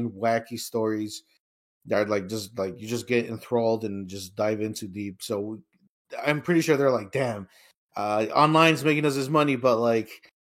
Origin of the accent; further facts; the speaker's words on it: Chicago, Illinois, United States; we're from Chicago